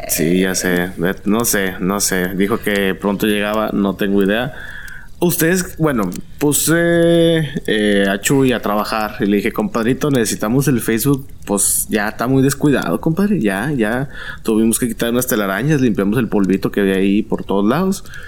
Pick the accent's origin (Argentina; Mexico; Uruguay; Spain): Mexico; Monterrey, Nuevo León